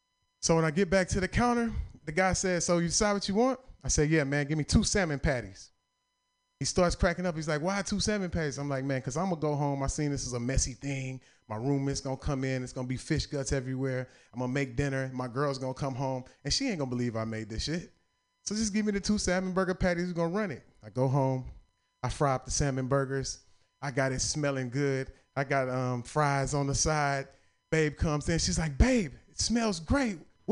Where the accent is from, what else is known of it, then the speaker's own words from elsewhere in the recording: the South, United States; And I'm from the South, so I'm feeling like a country boy.